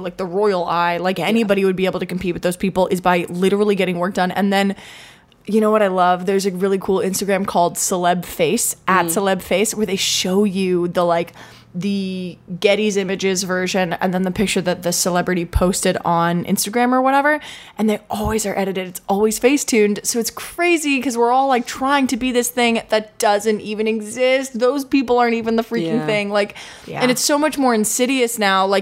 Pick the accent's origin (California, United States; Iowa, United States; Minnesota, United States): California, United States; Manhattan Beach; we grew up in Manhattan Beach, where like being skinny is like the number one thing